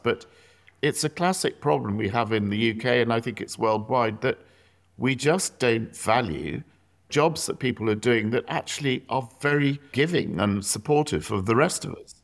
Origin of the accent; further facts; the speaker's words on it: South East England, United Kingdom; I grew up in the South